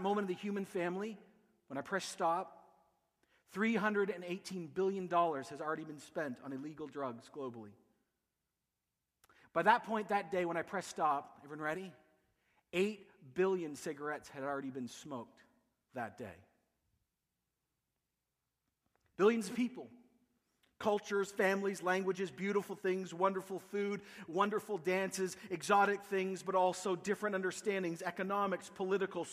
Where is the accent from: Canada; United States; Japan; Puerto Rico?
Canada; accent: Canadian